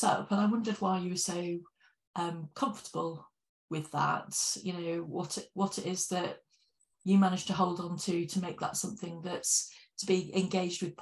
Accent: United Kingdom; as British people

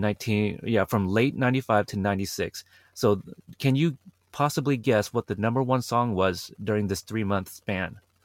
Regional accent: Portland, Oregon, United States; my hometown, Portland, Oregon

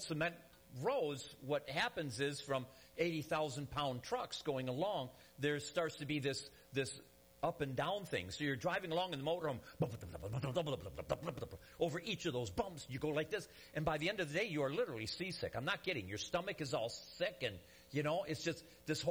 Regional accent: Detroit, Michigan, United States; moved away; I'm from Michigan originally, the Detroit area

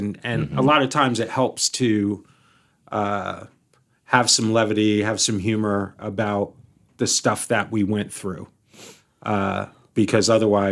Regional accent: New Jersey, United States; I'm from New Jersey

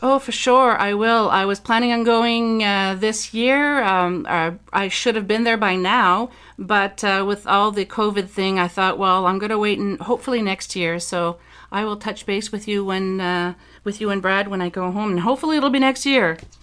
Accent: Dieppe, New Brunswick, Canada; moved away; New Brunswick is my home province. I'm from the Dieppe area. Uh, if, for those who are familiar with New Brunswick, that's just outside of Moncton

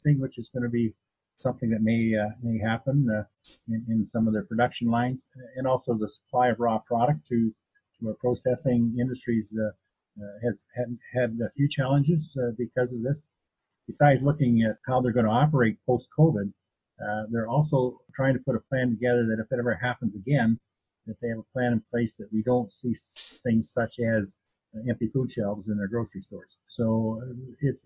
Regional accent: Essex County, Ontario, Canada; also born or lived in Perth County, Ontario; now in Listowel, Canada; Growing up in Essex County and then moving here up to Perth County in 1967, I guess it was, when Dad bought the dairy farm

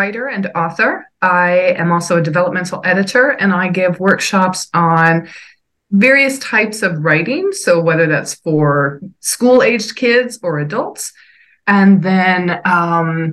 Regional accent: New York City, New York, United States; I'm from New York

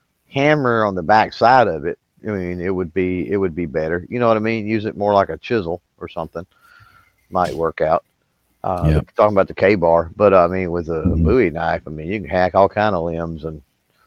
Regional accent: Texas, United States; I'm from Texas. I say Bowie.

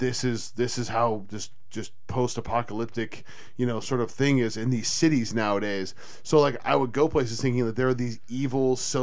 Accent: the Bay Area, California, United States; we grew up in the Bay.

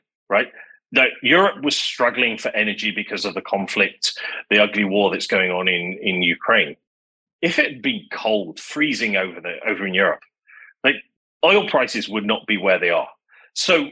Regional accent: Manchester, North West England, United Kingdom; moved away as an adult; also born or lived in London; I grew up in Manchester in England

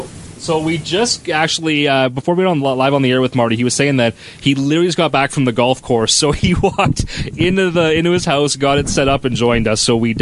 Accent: Russell, Canada; but I was born in 84, so, like, I'm from Russell.

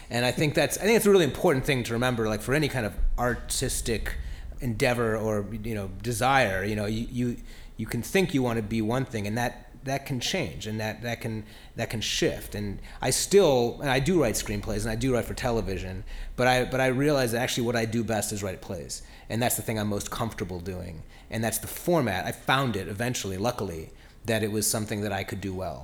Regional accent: Cleveland, Ohio, United States; moved away as an adult; now in New York, United States; I grew up in Cleveland. I've been living in New York the last 20 years

